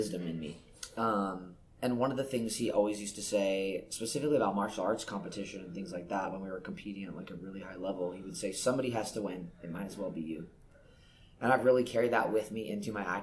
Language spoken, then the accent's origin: English; Northern California, United States; moved away as an adult; now in Los Angeles, United States; I grew up in Northern California